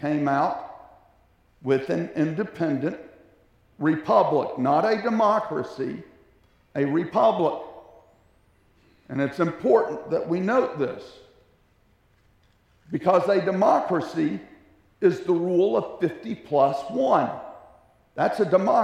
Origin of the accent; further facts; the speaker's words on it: United States; considering where we've come from as Americans, because we are an American nation